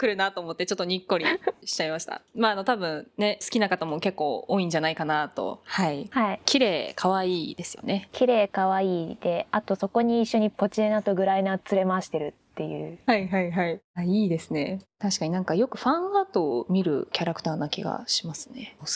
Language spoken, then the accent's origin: Japanese; Urayasu, Chiba, Japan; 生まれ育ったのがディズニーがある浦安市で